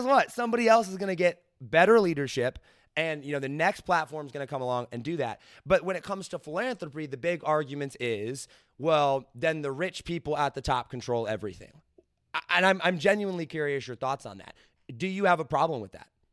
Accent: United States; I am American

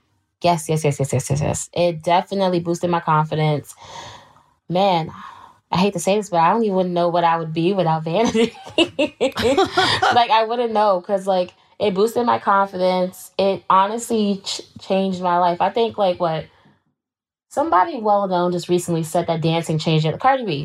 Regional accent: Queens, New York, United States; Always was traveling throughout the boroughs because I'm from Queens.

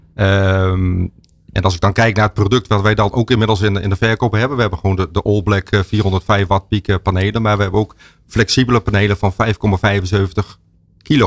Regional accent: Stadskanaal, Groningen, Netherlands; Ik kom zelf uit Stadskanaal

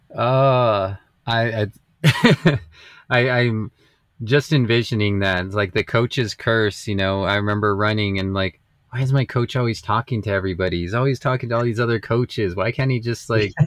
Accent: Las Vegas, United States; I grew up in in Las Vegas

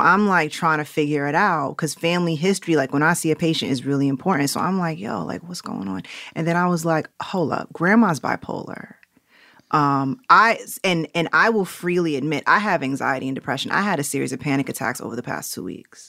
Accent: New York City, New York, United States; accent: New Yorkness; also born or lived in Jamaica (ancestry); now in Los Angeles, United States; I grew up on 119th Street and Lenox

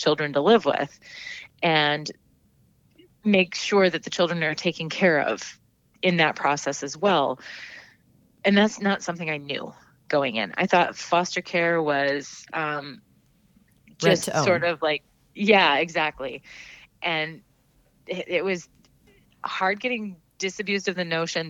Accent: Minnesota, United States; now in Maine, United States; my home state of Minnesota

